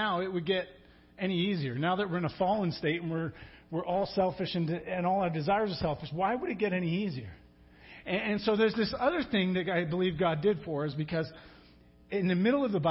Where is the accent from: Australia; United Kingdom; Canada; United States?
United Kingdom; England; moved away; I'm from England